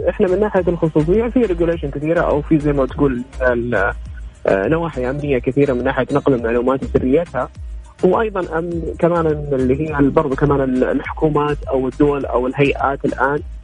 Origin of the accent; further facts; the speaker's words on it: Saudi Arabia; عندنا في السعوديه